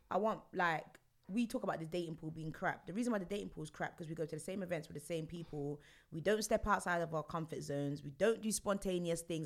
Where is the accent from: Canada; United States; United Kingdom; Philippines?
United Kingdom; London; I'm from Stonebridge, Northwest London.